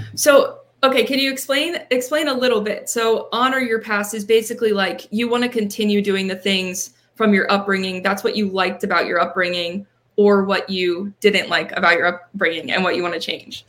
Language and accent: English; near Penn State Berks, Pennsylvania, United States; a Penn State branch campus that is closer to my hometown.